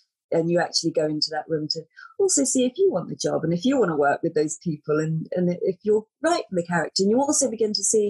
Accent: United Kingdom; moved away; I'm British and it's very different there.

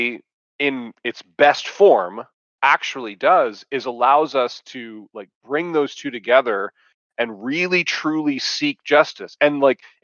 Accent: Dallas, Texas, United States; Texas, I was born in Dallas

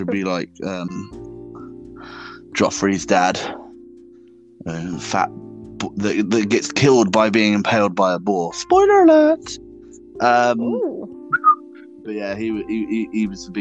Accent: United Kingdom; I'm from the UK

